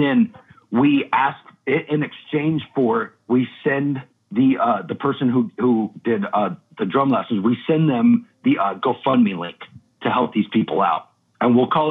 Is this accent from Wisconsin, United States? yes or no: no; Redding, California, United States; moved away as an adult; also born or lived in Old Shasta, California; now in Brooklyn, United States; I'm from Reading, California. That's my hometown. I'm actually from Old Shasta, but Reading was it's like right next to it